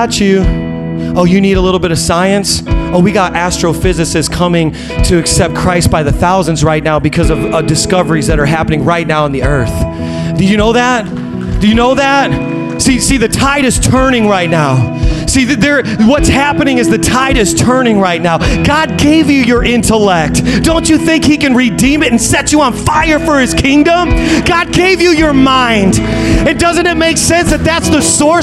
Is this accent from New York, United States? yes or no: no; Indiana, United States; I'm from Indiana